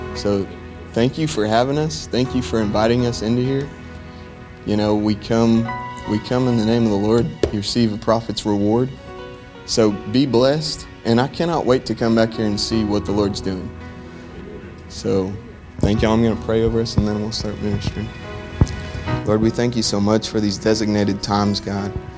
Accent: Plainview, Texas, United States; I'm from Plainview, Texas. That's in between Lubbock and Amarillo, up there in the panhandle.

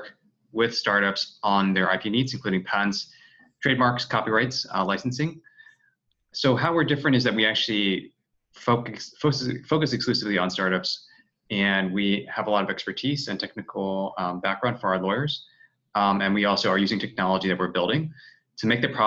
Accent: Washington, District of Columbia, United States; now in San Francisco, United States; my hometown of Washington, D.C.

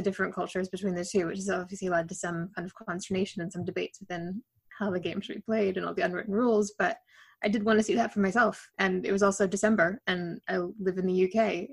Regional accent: Canada; moved away as an adult; also born or lived in United States / Amsterdam, Netherlands; now in Netherlands; growing up in Canada

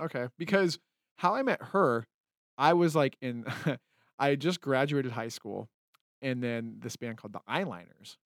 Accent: Utah, United States; moved away as an adult; also born or lived in California; now in Los Angeles, United States; I grew up in Utah as, like, a, um, I mean, I, I was born in California

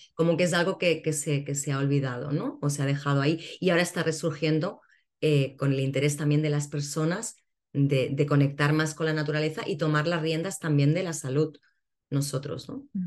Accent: Barcelona, Catalonia, Spain; now in Cádiz, Spain; Yo ahora actualmente vivo en Cádiz, eh, nací en Barcelona

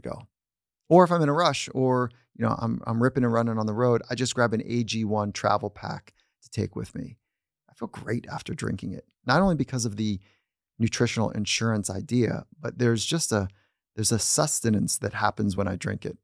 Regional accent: Southern California, United States; I grew up here in Southern California surfing

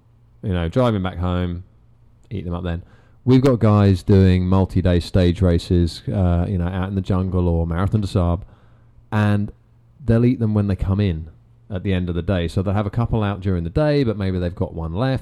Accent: England, United Kingdom; we're from England

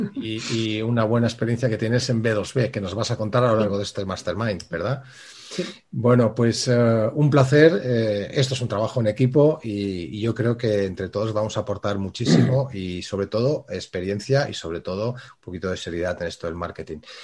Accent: Balearic Islands, Spain; aquí en Baleares, que es de donde estoy, de donde soy y estoy

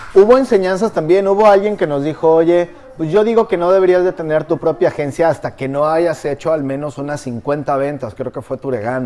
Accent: Morelos, Mexico; now in Riviera Maya, Mexico; Soy del patio trasero de la Ciudad de México, pero no, no soy chilango

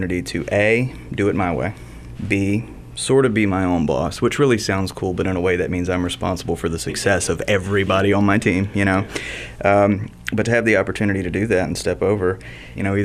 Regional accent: Mobile, Alabama, United States; also born or lived in Pasadena, Texas; I was born in Pasadena and then very quickly transitioned over. So I did grow up here in Mobile specifically.

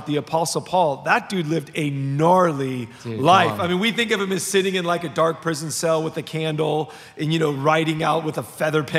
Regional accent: Los Angeles, California, United States; So I was raised in Los Angeles. I was like the definition of a city kid

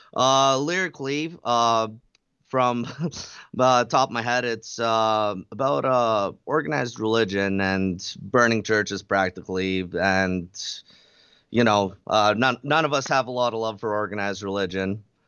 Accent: Red Deer, Alberta, Canada; We're from Red Deer, Alberta, in Canada

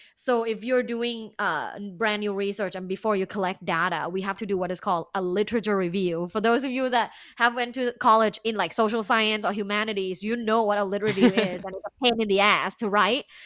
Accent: Bangkok, Thailand; English is a second language; moved away as an adult; now in United States; I am uh, originally from Thailand. Uh, I was born and I grew up in Bangkok, which is big.

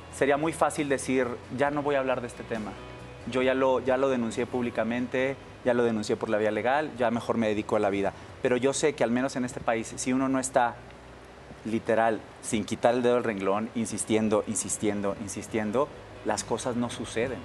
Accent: Monterrey, Nuevo León, Mexico; moved away as an adult; also born or lived in New York; yo soy norteño, soy regio

